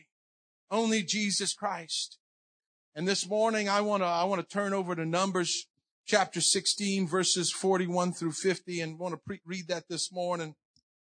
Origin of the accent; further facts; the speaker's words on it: New Iberia, Louisiana, United States; when I was four, we moved down to New Iberia, Louisiana, and I grew up there. So I'm Cajun